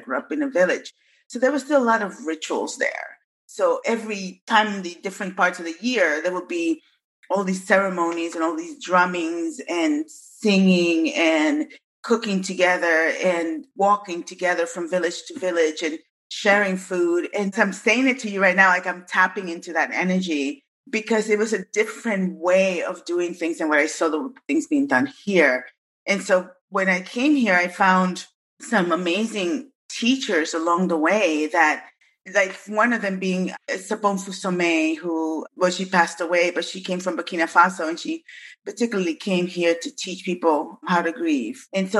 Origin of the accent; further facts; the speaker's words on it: Bronx, New York, United States; also born or lived in Massachusetts; now in Seattle, United States; I came from the South Bronx with my family. So I lived in the South Bronx and in New York and then in Massachusetts, and then migrated to the Pacific Northwest in 1998.